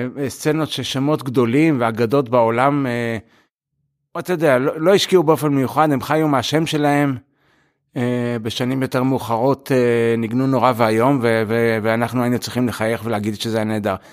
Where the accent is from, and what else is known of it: Israel; born or raised there; moved away as an adult; also born or lived in United States; now in Europe